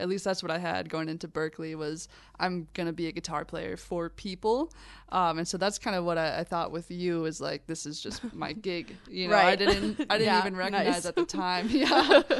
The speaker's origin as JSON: {"language": "English", "town": "St. Paul", "region": "Minnesota", "country": "United States", "said": "Yeah, I'm from St. Paul, Minnesota."}